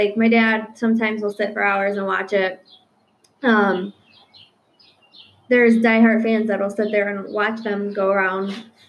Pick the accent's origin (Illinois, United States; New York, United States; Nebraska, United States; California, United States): Illinois, United States; now in Wisconsin, United States; We're from Illinois, so we are Bears fans.